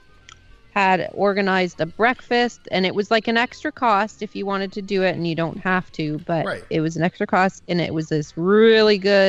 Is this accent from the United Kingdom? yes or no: no; Canada